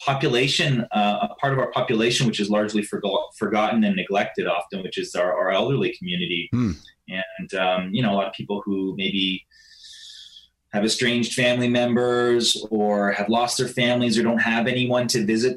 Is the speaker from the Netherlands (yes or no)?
no; Canada; I'm Canadian